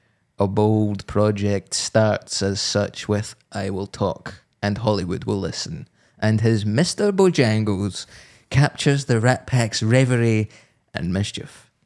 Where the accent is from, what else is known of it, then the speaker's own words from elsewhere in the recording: England, United Kingdom; now in Edinburgh, United Kingdom; as an English person who lives in Edinburgh.